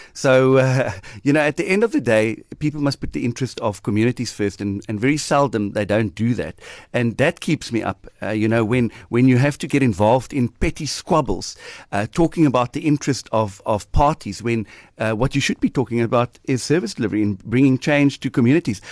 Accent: Port Elizabeth, Eastern Cape, South Africa; I'm born and bred in Nelson Mandela Bay

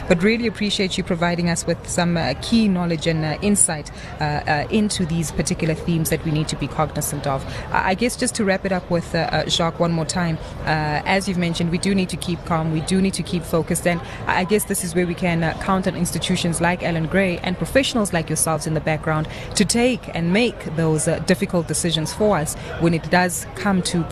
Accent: South Africa; us as South African investors

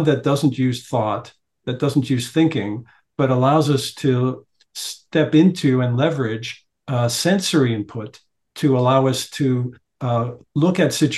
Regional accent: Montreal, Quebec, Canada; now in Toronto, Canada; Montreal. Yeah, I was raised in Montreal

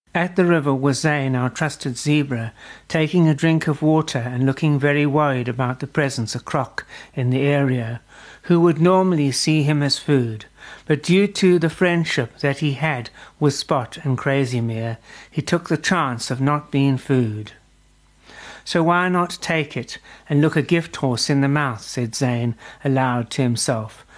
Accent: South Africa; as a South African

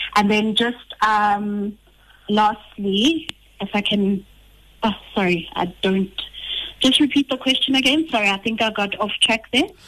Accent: Rustenburg, North West, South Africa; I come from a town, Rustenburg.

